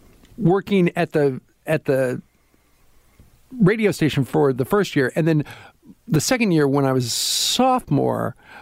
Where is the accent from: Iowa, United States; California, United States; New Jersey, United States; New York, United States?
Iowa, United States; Didn't really like that, even though I'm from Iowa, because the station was owned by Iowa State University